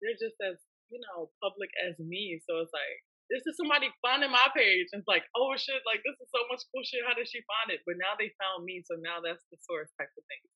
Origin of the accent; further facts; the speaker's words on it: Hampton, Virginia, United States; moved away as an adult; now in Richmond, United States; I'm from Hampton, Virginia. I lived in Richmond since 2016.